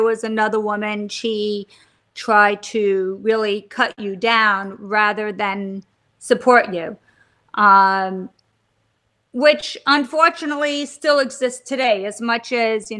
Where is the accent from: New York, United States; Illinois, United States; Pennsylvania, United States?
New York, United States; Stony Brook; now in New York City, United States; I grew up on Long Island in Stony Brook.